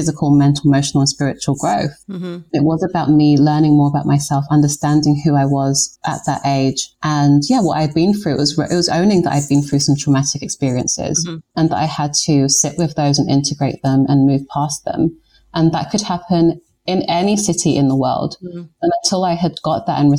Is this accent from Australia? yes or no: no; London, United Kingdom; moved away as an adult; also born or lived in New York; I've lived in London, I was born here like my entire life.